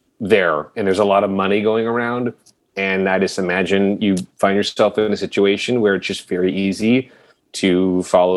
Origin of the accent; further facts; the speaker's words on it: Orange County, California, United States; growing up in Orange County is a great place to be, you know, beach town kid